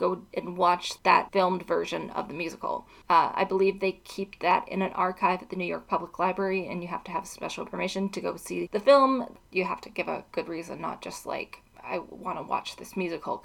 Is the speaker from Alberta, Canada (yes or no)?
yes; Edmonton, Alberta, Canada; also born or lived in Dublin, Ireland; Edmonton is where I'm from, that's my hometown